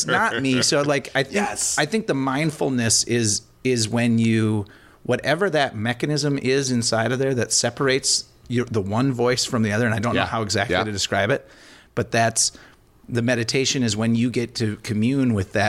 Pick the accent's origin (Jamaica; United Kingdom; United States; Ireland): United States; Elk River, Minnesota; I grew up in Elk River